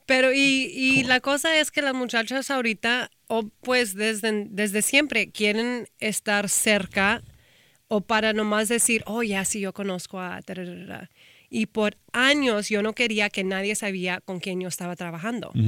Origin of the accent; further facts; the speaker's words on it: Austin, Texas, United States; moved away; also born or lived in Houston; soy de Austin